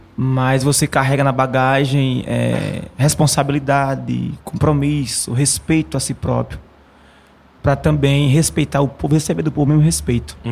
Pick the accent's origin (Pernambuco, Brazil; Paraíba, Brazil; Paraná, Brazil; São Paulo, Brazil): Pernambuco, Brazil; Mata Norte; meu povo lá, a Mata Norte em geral